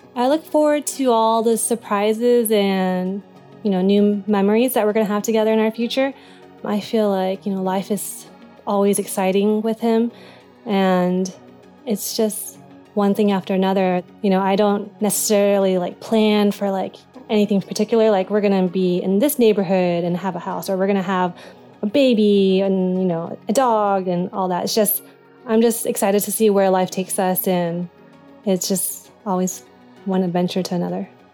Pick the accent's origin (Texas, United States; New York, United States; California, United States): Texas, United States; I'm from Texas